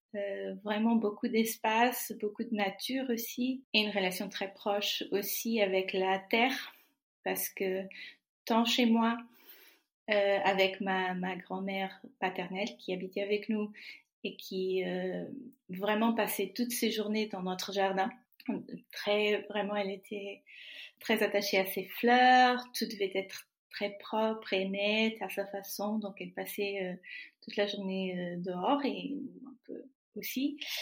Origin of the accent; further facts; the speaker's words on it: Trás-os-Montes e Alto Douro, Portugal; French is a second language; moved away as an adult; now in Paris region, France; je suis née au Portugal, mes parents y étaient, mes grands-parents, mes y étaient